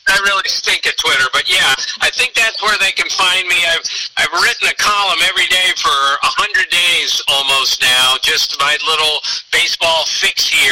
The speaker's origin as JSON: {"language": "English", "area": "Montgomery County", "region": "Maryland", "country": "United States", "tie": "born or raised there", "said": "he and I grew up in Montgomery County, Maryland."}